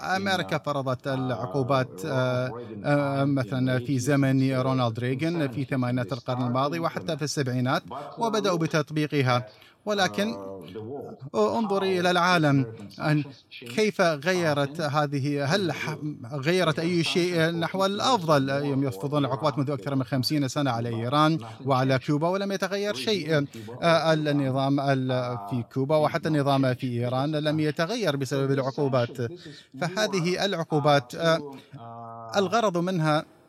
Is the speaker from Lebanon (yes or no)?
no; Russia; لأنني لست مواطنا أمريكيا ولست أوروبيا أنا روسي